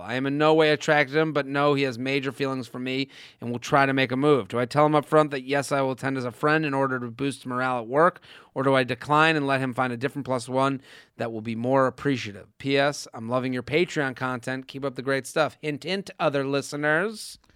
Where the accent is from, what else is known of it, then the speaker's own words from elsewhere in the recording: Needham, Massachusetts, United States; moved away; my hometown